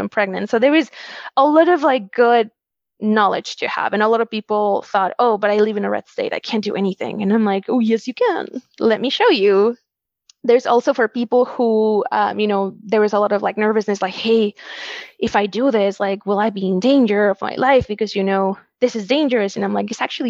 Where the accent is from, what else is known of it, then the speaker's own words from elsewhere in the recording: Wisconsin, United States; I was born in Wisconsin